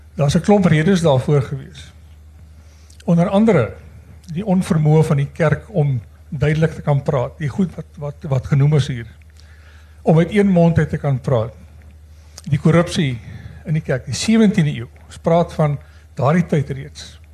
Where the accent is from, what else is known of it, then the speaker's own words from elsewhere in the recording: Stellenbosch, Western Cape, South Africa; now in Windhoek, Namibia; ek beskou myself as 'n Stellenbosser, maar ek bly al 30 jaar